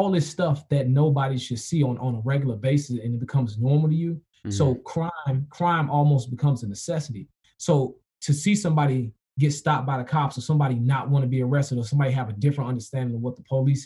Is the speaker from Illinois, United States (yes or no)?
yes; Chicago, Illinois, United States; I grew up in Logan Square